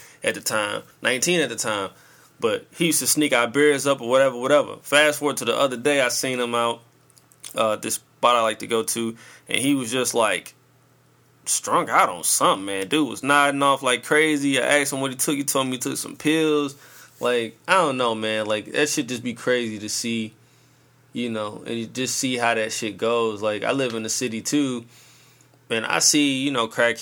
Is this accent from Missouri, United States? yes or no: yes; St. Louis, Missouri, United States; I'm coming from St. Louis